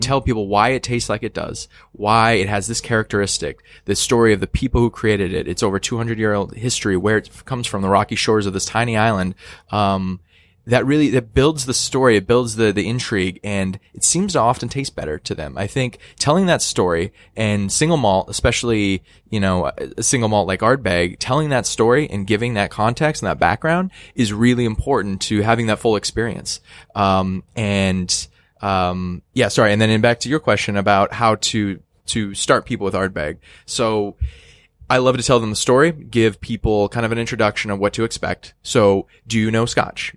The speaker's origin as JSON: {"language": "English", "region": "Northwest", "country": "United States", "said": "I'm from the Northwest"}